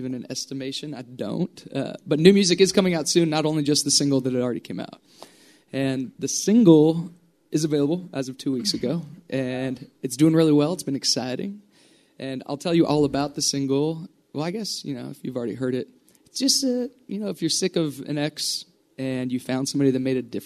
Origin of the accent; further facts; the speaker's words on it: Yuba City, California, United States; moved away; every time I get to come home